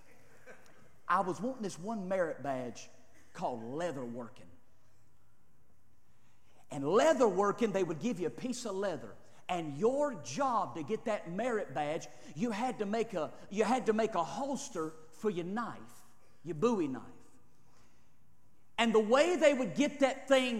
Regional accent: United States; We're Americans

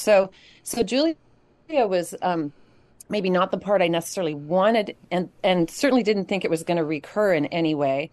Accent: Kamloops, British Columbia, Canada; him and I grew up together in Kamloops

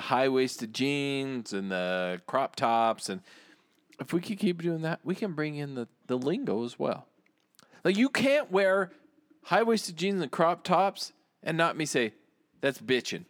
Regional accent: United States; I say that as an American.

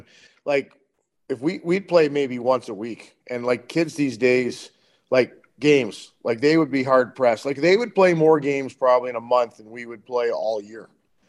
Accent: Climax, Saskatchewan, Canada; also born or lived in Calgary / Swift Current; we moved back to Climax. So I grew up in Climax till I was like 15, and then I went to Swift Current.

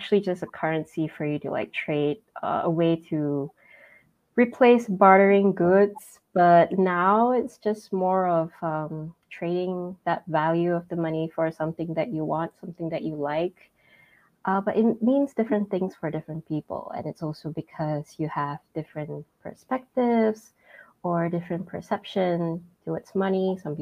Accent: George Town, Penang, Malaysia; moved away as an adult; now in Kuala Lumpur, Malaysia; I'm from Malaysia, specifically from Penang. That's my hometown.

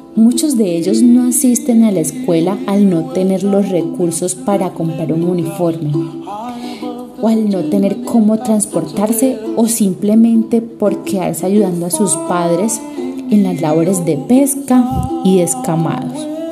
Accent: Tolú, Sucre, Colombia; mi pueblo natal, Tolu Sucre, un hermoso pueblo a orillas del mar

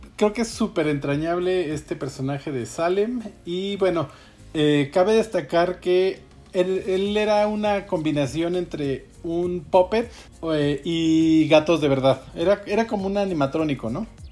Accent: Mexico; en nuestro, en nuestro país

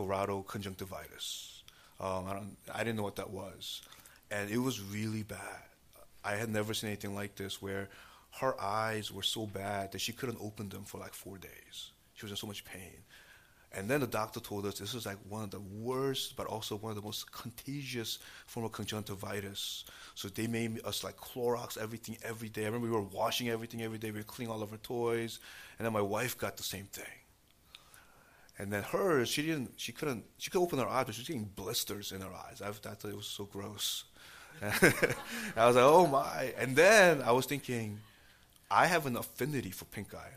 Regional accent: New York City, New York, United States; moved away as an adult; now in New Jersey, United States; growing up in New York City, and, you know, even now, you know, we actually live in New Jersey

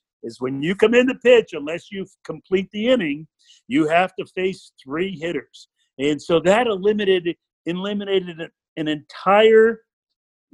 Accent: Stamford, Connecticut, United States; I grew up in Stanford over on the water side of town.

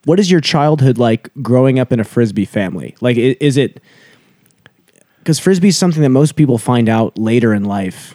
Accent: United States; growing up in the States

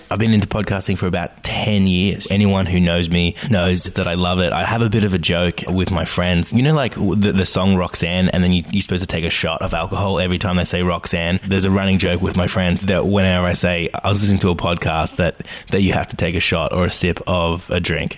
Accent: Australia; accent: Australian; I am Australian, as you might tell from the accent

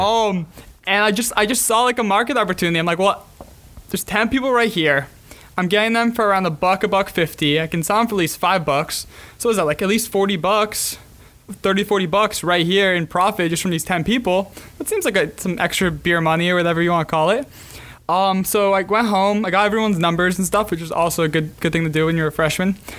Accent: Montreal, Quebec, Canada; also born or lived in South Florida; now in Gainesville, United States; living in South Florida. I grew up in Montreal. Living in South Florida last ten years.

